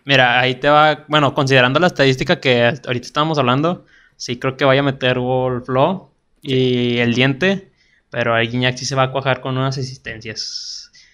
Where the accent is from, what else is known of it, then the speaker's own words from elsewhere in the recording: Monterrey, Nuevo León, Mexico; Estamos, somos de Monterrey, slash Guadalupe